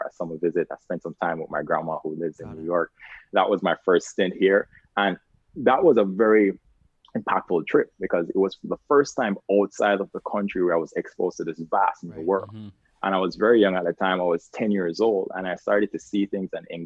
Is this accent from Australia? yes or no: no; Carlisle, Saint Elizabeth, Jamaica; moved away as an adult; Growing up in Jamaica, it was a very, I would say, underexposed community. I'm from a very small town called Carlisle. St. Elizabeth